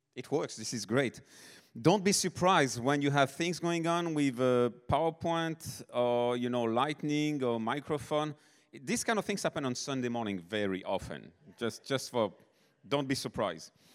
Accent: Nice, Provence-Alpes-Côte d'Azur, France; moved away; South of France, born and raised in France. Niece is my hometown

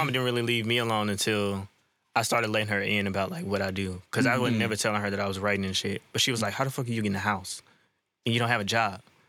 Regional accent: St. Louis, Missouri, United States; also born or lived in Georgia; I was probably like 4 or 5. That was actually when we moved to St. Louis.

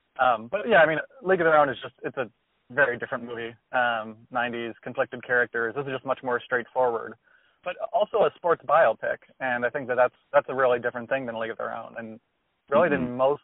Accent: Chicago, Illinois, United States; now in Minnesota, United States; growing up in Chicago where I hated the Packers

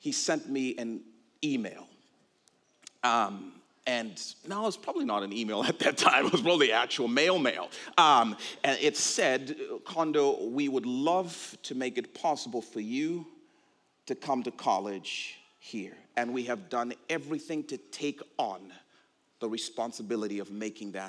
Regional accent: Zambia; moved away; also born or lived in Ohio, United States

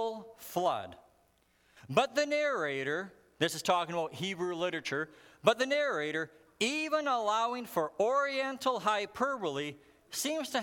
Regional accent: Alberta, Canada; I grew up in Alberta, and in Alberta, there's a lot of fossils

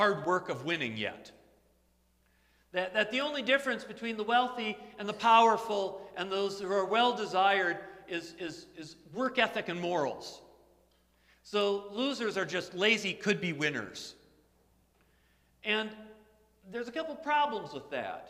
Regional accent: United States; I'm an American.

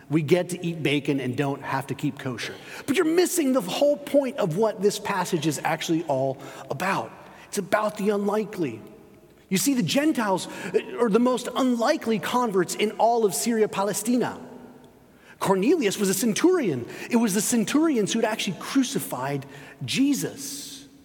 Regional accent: Spain; I grew up in Spain, spent 13 years living there.

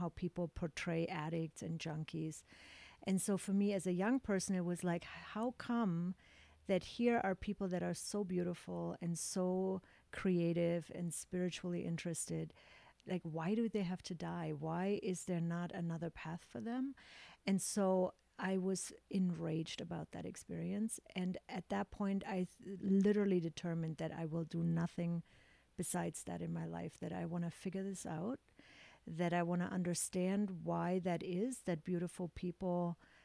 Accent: Augsburg, Bavaria, Germany; moved away; So I grew up in Germany in a very conservative town, small town in Augsburg.

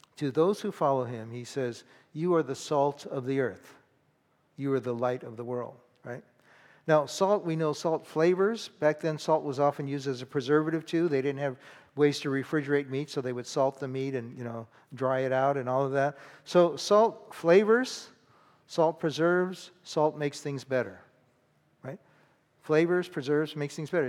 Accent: California, United States; I grew up in California

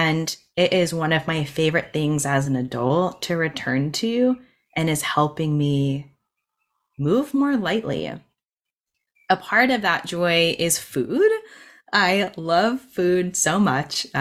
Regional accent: United States; moved away; We went back to my hometown last week and spent a whole week and stayed with my childhood best friend

